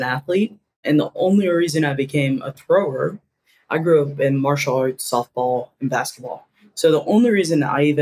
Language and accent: English; Durham, North Carolina, United States; moved away as an adult; also born or lived in Auburn, Alabama / Seattle, Washington; growing up in Durham, North Carolina